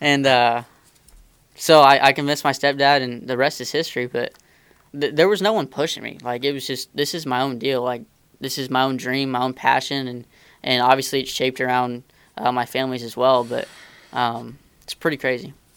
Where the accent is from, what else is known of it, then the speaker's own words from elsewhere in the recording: Indiana, United States; I grew up racing dirt cars around Indiana, um, non wing mini sprints and stuff like